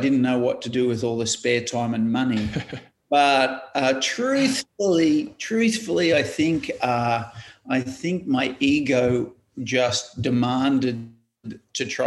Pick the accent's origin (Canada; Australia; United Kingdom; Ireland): Australia; Queensland; moved away as an adult; now in Wollongong, Australia; growing up in Queensland, I went to UQ in at St. Lucia in Brisbane